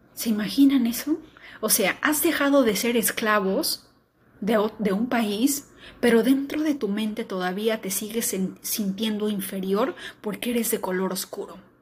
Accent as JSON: {"language": "Spanish", "country": "Peru"}